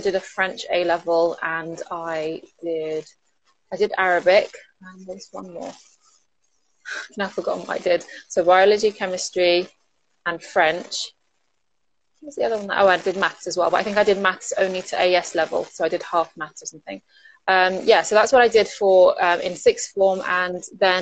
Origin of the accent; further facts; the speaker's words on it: London, United Kingdom; also born or lived in Manchester; I grew up in London. Actually, I was born in Manchester and lived there for 3 years and then moved to London when I was three.